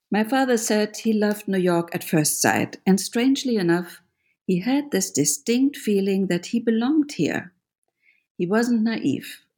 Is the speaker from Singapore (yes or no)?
no; Germany; moved away; I grew up in Germany